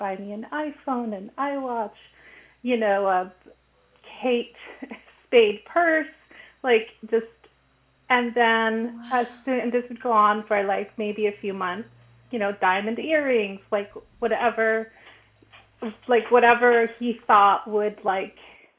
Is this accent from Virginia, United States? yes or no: no; Los Angeles, California, United States; also born or lived in Mexico; I'm 42. I'm originally from Los Angeles in California, but I spent a large chunk of my early life in Mexico.